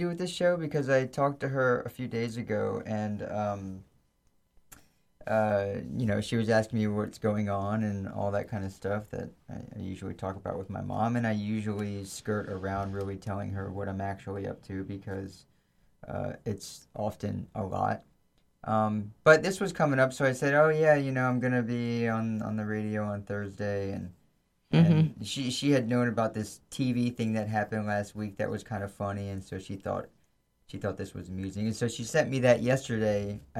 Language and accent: English; Virginia Beach, Virginia, United States; also born or lived in Hackettstown, New Jersey; I grew up in Virginia Beach.